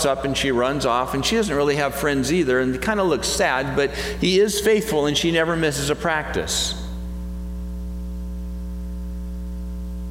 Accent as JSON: {"language": "English", "country": "United States", "said": "as an American"}